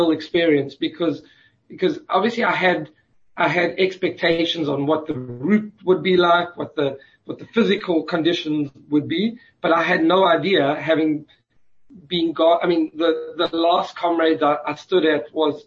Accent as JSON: {"language": "English", "country": "South Africa", "moved": "yes", "said": "being South African and having a good understanding of the culture"}